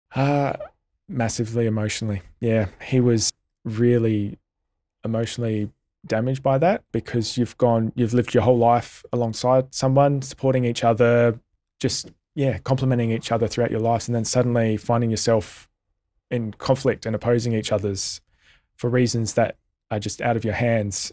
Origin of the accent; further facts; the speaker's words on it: Australia; as an Australian community